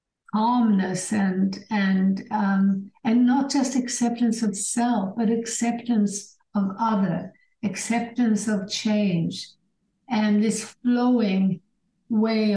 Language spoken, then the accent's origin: English; Sweden; also born or lived in England / Germany / United States; now in United Kingdom; I grew up in Sweden, but I had parents who were, my father was half English, my mother was half German.